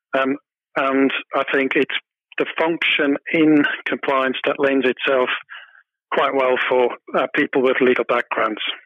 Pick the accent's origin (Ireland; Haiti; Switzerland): Switzerland; small town near Zurich; moved away as an adult; also born or lived in United Kingdom; now in Hong Kong; I was born in Switzerland. I grew up in a small town about 25 kilometers away from Zurich.